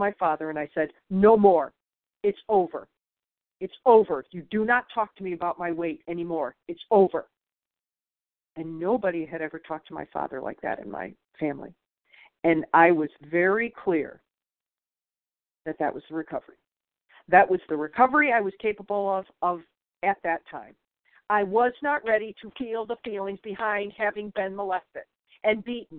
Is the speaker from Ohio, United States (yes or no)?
no; Michigan, United States; I'm from Michigan